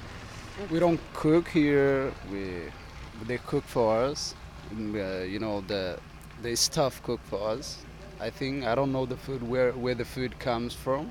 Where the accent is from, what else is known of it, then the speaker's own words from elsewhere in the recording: Somalia; also born or lived in Ethiopia; now in Denmark; I'm Somali actually, but I was born in Ethiopia.